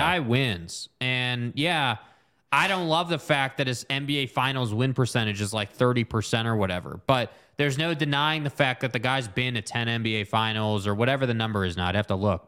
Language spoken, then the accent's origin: English; United States; that's part of being an American